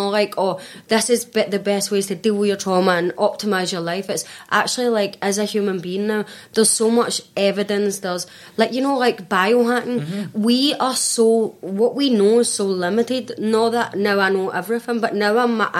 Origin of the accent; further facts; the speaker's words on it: Scotland, United Kingdom; me as a Scottish person